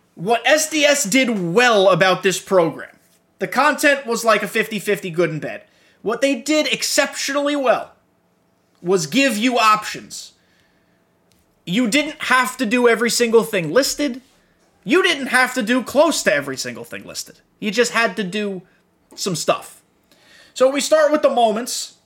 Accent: New York, United States; I grew up in New York while he was in his heyday.

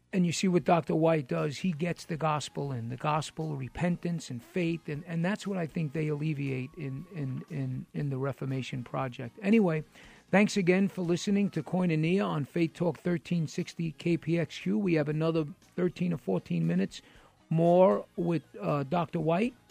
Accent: New York City, New York, United States; I'm from New York City

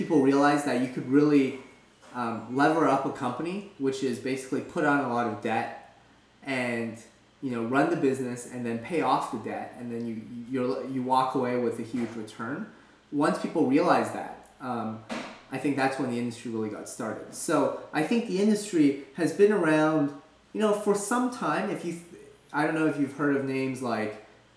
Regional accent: Canada; moved away as an adult; also born or lived in Philadelphia, United States; now in San Francisco Bay Area, United States; originally I'm from Canada

